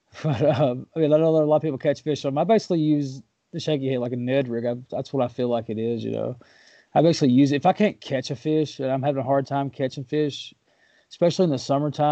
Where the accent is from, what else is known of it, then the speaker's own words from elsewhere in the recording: Waverly, Tennessee, United States; now in Murfreesboro area, United States; I'm from Waverly